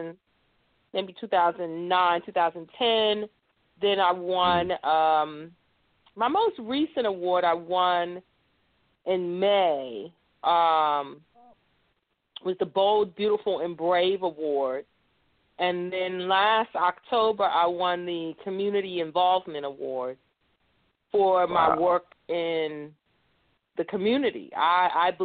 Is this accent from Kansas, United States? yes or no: no; New York City, New York, United States; I was born and raised in New York City.